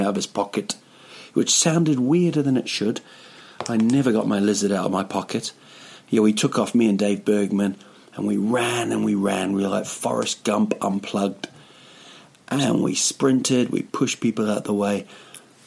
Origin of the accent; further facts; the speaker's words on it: Rotorua, Bay of Plenty, New Zealand; now in Stockholm, Sweden; Yeah, it's my hometown, a place called Rotorua